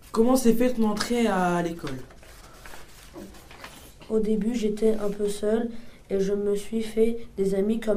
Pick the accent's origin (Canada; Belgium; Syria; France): Syria; now in Germany; Je viens de Syrie, j'ai voyagé de la Turquie à la Grèce, puis je suis arrivé en Allemagne.